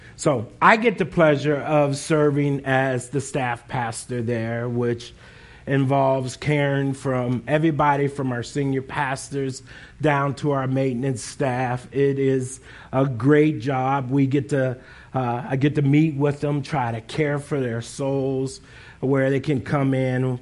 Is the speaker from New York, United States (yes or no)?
no; Northeast Ohio, United States; now in Columbus, United States; I grew up in Northeast Ohio